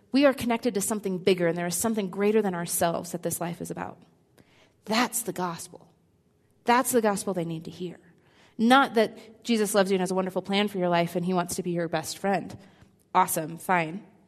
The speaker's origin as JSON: {"language": "English", "region": "Midwest", "country": "United States", "tie": "born or raised there", "said": "I'm the oldest of three girls, raised in a pretty conservative home in the Midwest"}